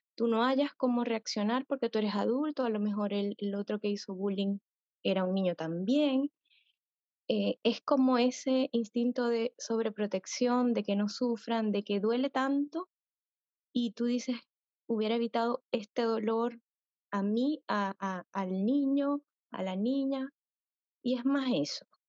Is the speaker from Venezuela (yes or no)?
yes; Venezuela; moved away as an adult; yo soy venezolana y tuvimos que emigrar